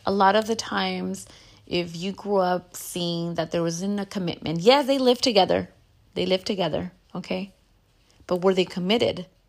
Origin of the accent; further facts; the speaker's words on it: United States; As a Chicana, I grew up in the Catholic church